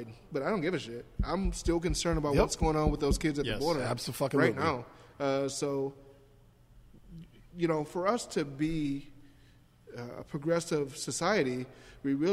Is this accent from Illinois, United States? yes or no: yes; Chicago, Illinois, United States; also born or lived in Michigan; now in Minneapolis, United States; growing up in the South Side of Chicago